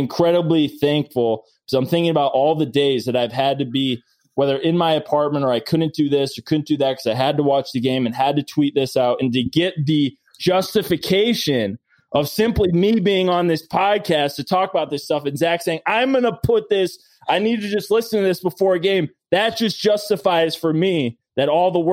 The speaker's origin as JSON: {"language": "English", "town": "Chicago", "region": "Illinois", "country": "United States", "tie": "born or raised there", "said": "I grew up in the Sammy Sosa years"}